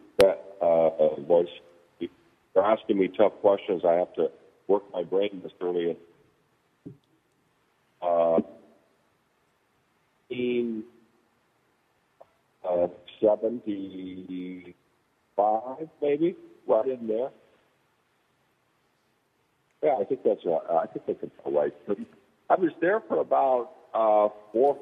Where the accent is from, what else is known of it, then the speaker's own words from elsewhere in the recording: Pueblo, Colorado, United States; I grew up in Pueblo, and it was a great place to grow up